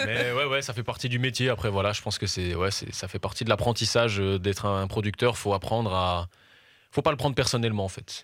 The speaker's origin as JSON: {"language": "French", "town": "Brussels", "region": "Brussels-Capital Region", "country": "Belgium", "said": "je suis un chanteur, auteur, compositeur, interprète. Euh, je fais de la musique pop et je viens de Bruxelles"}